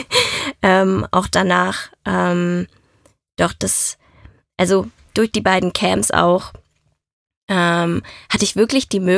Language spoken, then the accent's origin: German; Italy; dass die Mafia mich mitgenommen hat, weil ich bin Italienerin.